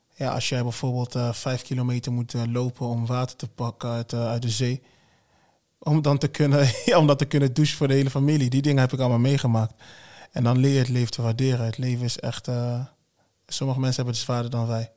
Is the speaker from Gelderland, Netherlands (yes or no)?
yes; Wageningen, Gelderland, Netherlands; also born or lived in Congo; now in Arnhem, Netherlands; daarna Wageningen. Ik ben geen Arnhemmer. Arnhemmer, ja, ik woon in Arnhem.